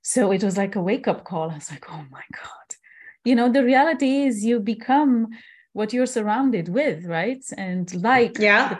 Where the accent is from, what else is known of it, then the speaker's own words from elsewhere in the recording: Transylvania, Romania; moved away as an adult; I was born and raised in Transylvania. It's one of the parts, the most beautiful parts of Romania. And I was growing up until 21 years old on this land.